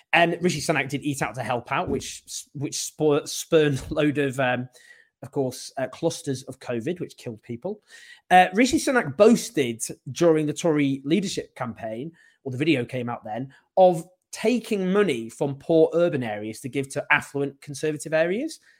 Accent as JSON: {"language": "English", "town": "Stockport", "region": "North West England", "country": "United Kingdom", "said": "I'm from Stockport."}